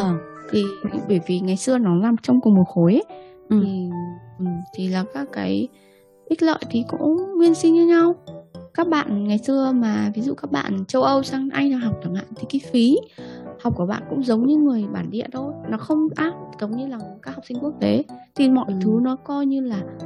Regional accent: Vietnam; moved away as an adult; now in United Kingdom; mình sinh ở ra ở Việt Nam mình là người Việt Nam 25 năm rồi ờ, thế rồi là mình sang Anh

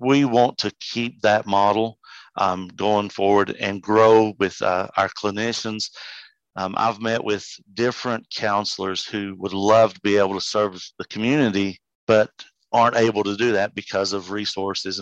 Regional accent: Erwin, Tennessee, United States; accent: hillbilly; I grew up locally here in the Tri-Cities, or specifically over towards Irwin and less known community of Flag Pond

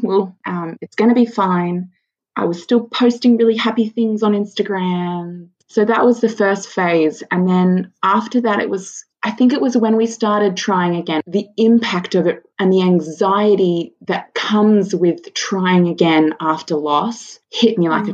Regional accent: Sydney, New South Wales, Australia; moved away as an adult; now in Central Coast, Australia; I grew up in Sydney, but um, Matt and I moved to the Central Coast two years ago

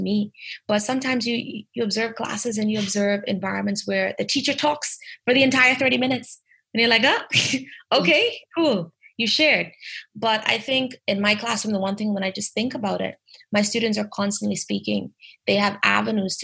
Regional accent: Bahamas; as Bahamians or as native English speakers

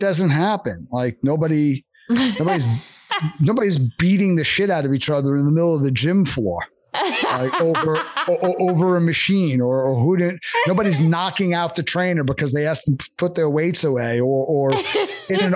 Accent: New York, United States; born or raised there; moved away

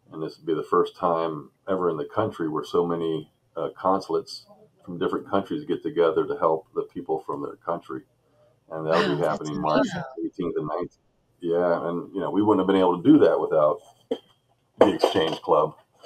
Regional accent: Seville, Andalusia, Spain; also born or lived in Okinawa, Japan / Columbus, Ohio; So I originally moved to Columbus, Ohio from Okinawa, Japan. My father was military. So I grew up in Seville, Spain.

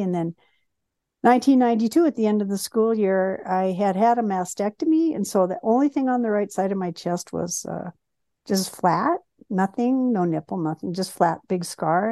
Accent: Bloomington, Indiana, United States; I was born in Bloomington, Indiana, And both of my parents worked for Indiana University

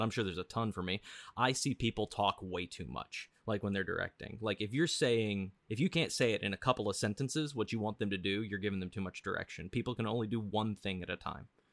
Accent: Missouri, United States; I grew up in Missouri

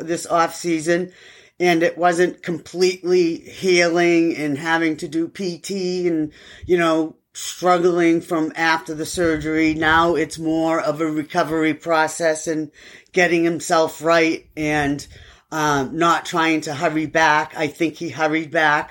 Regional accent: Everett, Massachusetts, United States; now in South Carolina, United States; I am from Everett. And I grew up there for a long time

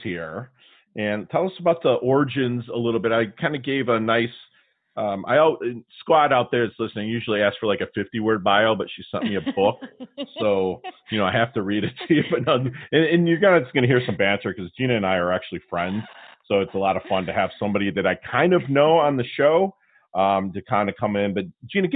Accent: Detroit, Michigan, United States; now in Florida, United States; I'm from Detroit

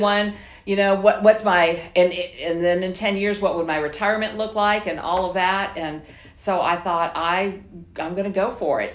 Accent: South Florida, United States; moved away as an adult; also born or lived in Quitman, Georgia; I'm from South Florida

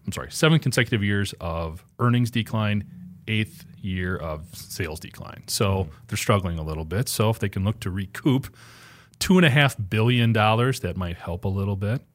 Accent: Juneau, Wisconsin, United States; there was a factory growing up in Juneau, Wisconsin

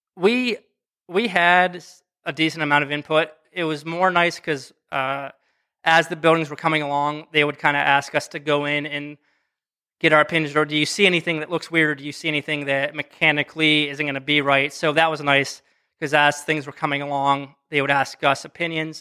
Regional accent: western Pennsylvania, United States; moved away as an adult; now in Akron, United States; I'm from Pennsylvania, small ti-, town, western Pennsylvania

